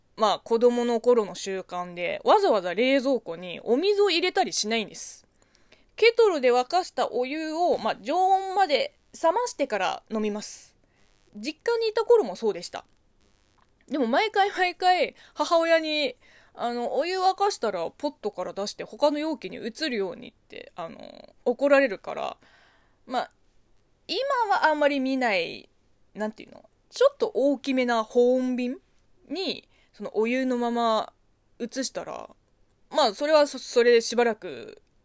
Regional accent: China; Japanese is a second language; moved away; 中国生まれ中国育ち

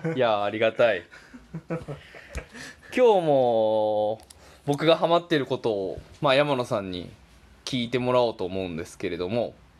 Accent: Kansai, Japan; 関西生まれ

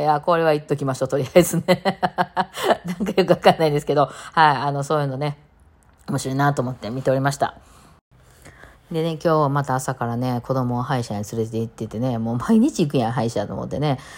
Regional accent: Kansai, Japan; うちの…っていうバンド4人、関西人なんですよ。まあ全員大阪ではないんですけど、まあ関西人

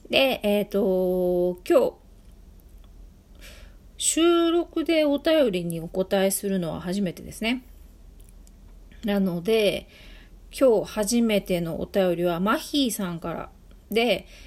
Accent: Ibaraki, Japan; で、私なんかは、えっ、ー、と、茨城出身なので、すごい田舎出身なんで、まあ特に私の時代に中樹なんていうのは茨城にはほとんどなかった。

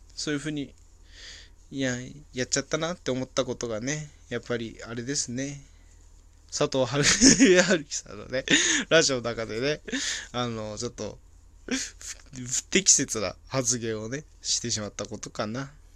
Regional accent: Hachinohe, Aomori, Japan; moved away as an adult; now in Saitama, Japan; 俺、地元がね、青森県の八戸市なんですけど、その、そこで、幼少期、高校生ぐらいまで過ごしてた

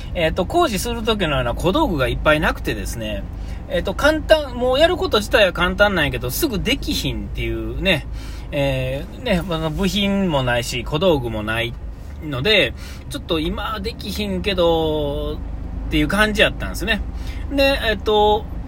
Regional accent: Nara, Japan; 僕奈良ですから

